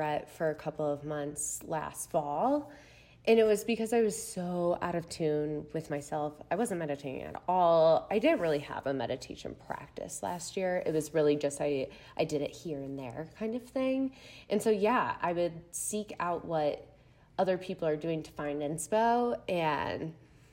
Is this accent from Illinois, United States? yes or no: yes; Chicago, Illinois, United States; also born or lived in Missouri; I'm from the Chicago area. So Midwest gal all around.